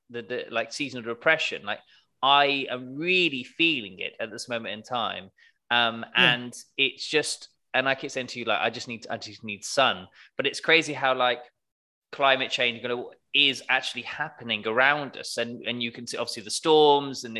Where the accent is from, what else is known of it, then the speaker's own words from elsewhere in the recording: Devon, South West England, United Kingdom; now in London, United Kingdom; in my hometown in Devon